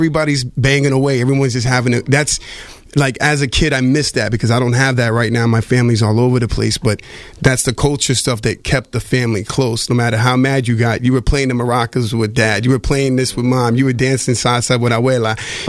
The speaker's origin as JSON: {"language": "English", "town": "Ocala", "region": "Florida", "country": "United States", "tie": "born or raised there", "said": "I grew up in Florida in a small town in Ocala, Florida as a kid"}